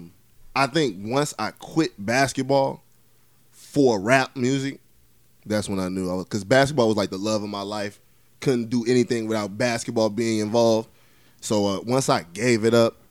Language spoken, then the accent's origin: English; Chicago, Illinois, United States; I'm from Chicago. Southside